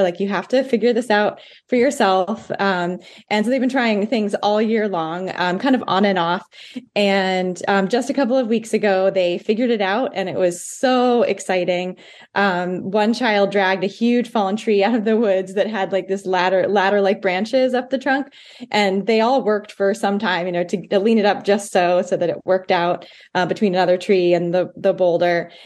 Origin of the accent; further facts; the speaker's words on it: Blue Hill Peninsula, Maine, United States; I grew up on the Blue Hill Peninsula